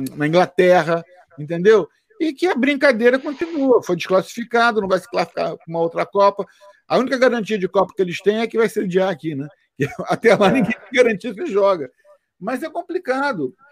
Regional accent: Brazil; now in United States; eu sou brasileiro

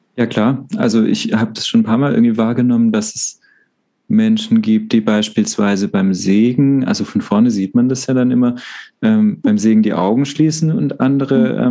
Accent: Baden-Württemberg, Germany; now in Freiburg, Germany; ich komme ja aus Württemberg ursprünglich

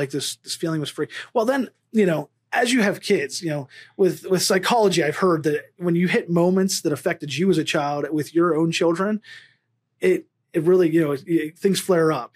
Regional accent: Pennsylvania, United States; now in Las Vegas, United States; I grew up in Pennsylvania.

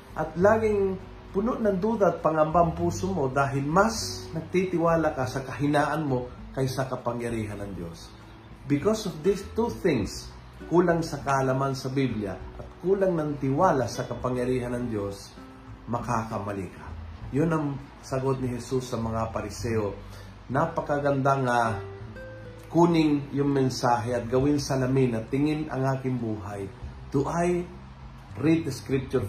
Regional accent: Buenos Aires, Argentina; now in Philippines; I will be in my hometown in Buenos Aires

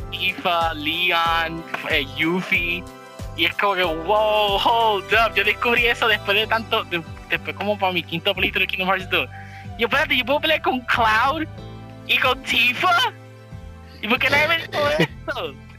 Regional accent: Puerto Rico; Puerto Rico es considerado ser, de toda Latinoamérica, nosotros somos considerados los weird ones, como usamos el español

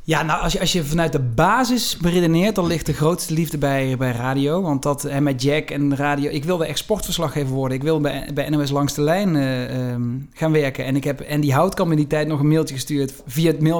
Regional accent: southern Netherlands, Netherlands; accent: soft G; Ik heb die zachte G en dat ben ik ook heel erg.

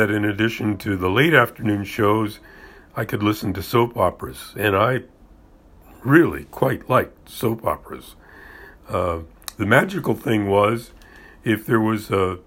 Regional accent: Florida, United States; I was raised in Florida

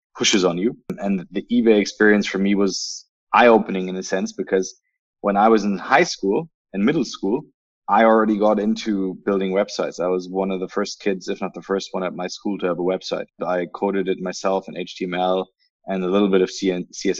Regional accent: Berlin, Germany; moved away; also born or lived in United Kingdom / United States; I'm originally from Berlin

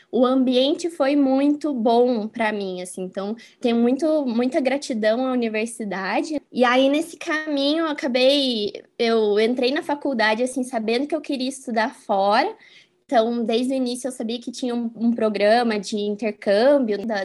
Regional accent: Curitiba, Paraná, Brazil; also born or lived in Franca, São Paulo / Spain / Pato Branco, Paraná; eu nasci em Franca, que é uma cidade do interior de São Paulo, e vim para Curitiba, eu era pequena ainda, eu tinha 3, 4 anos de idade. E aqui, assim, né, enfim, minha cidade agora eu me sinto, né, curitibana totalmente.

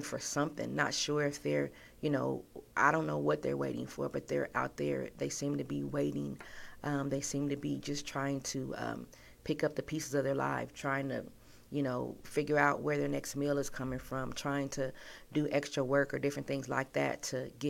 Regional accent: Southern California, United States; moved away; also born or lived in Dallas / Kansas City; I was born and raised in Southern California

